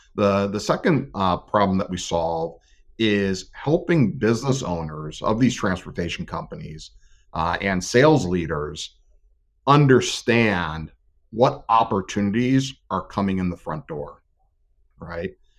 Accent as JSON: {"language": "English", "region": "Northeast Ohio", "country": "United States", "tie": "born or raised there", "said": "grew up, born and raised in Northeast Ohio"}